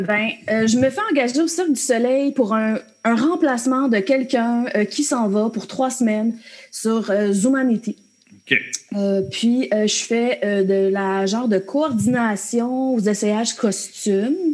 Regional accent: Frelighsburg, Quebec, Canada; je suis une petite fille de la campagne des cantons de l'Est. Euh, j'ai grandi à Frolexburg, dans un petit village

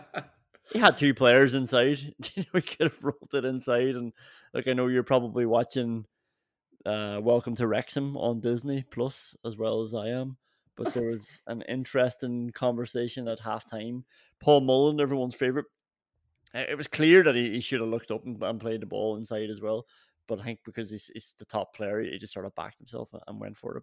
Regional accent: Ireland; I'm from Ireland

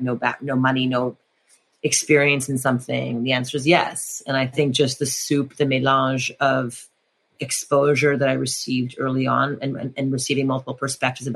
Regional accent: Montreal, Quebec, Canada; moved away; I grew up in French Montreal in French Canada

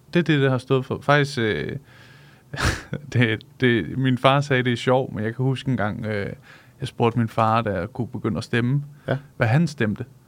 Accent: Solrød, Zealand, Denmark; jeg kommer fra Solrød

